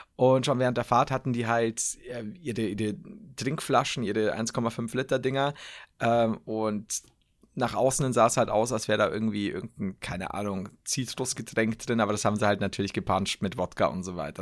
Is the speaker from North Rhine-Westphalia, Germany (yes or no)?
yes; Cologne, North Rhine-Westphalia, Germany; … nennt man mich in meiner Heimat. Köln